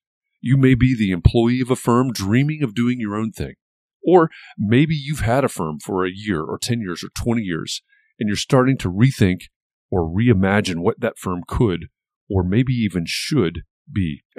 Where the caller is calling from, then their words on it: Indianapolis, Indiana, United States; I'm joining from Indianapolis, Indiana.